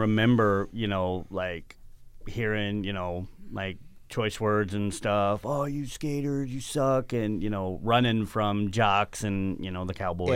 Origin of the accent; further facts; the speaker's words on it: Arizona, United States; I grew up in Arizona